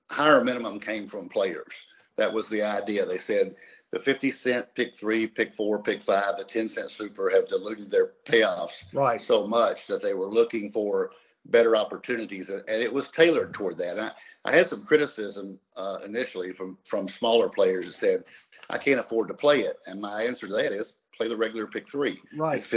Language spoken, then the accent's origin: English; Kentucky, United States; We're from Kentucky, so we don't sound quite as good as he does.